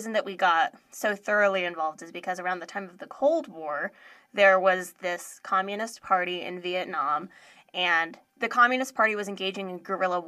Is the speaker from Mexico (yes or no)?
no; United States; born or raised there